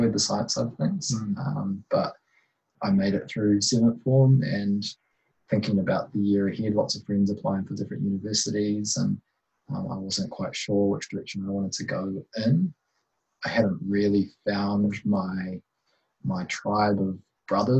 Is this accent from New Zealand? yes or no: yes; Waikato, New Zealand; moved away as an adult; also born or lived in Hamilton, New Zealand / Otago, New Zealand; growing up in Waikato